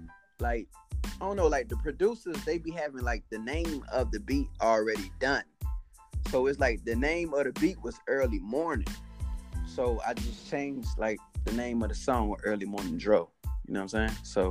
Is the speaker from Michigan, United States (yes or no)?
no; Trenton, New Jersey, United States; now in Atlanta, United States; I'm from Trenton, New Jersey, but, you know, I live in Atlanta, Georgia at the moment.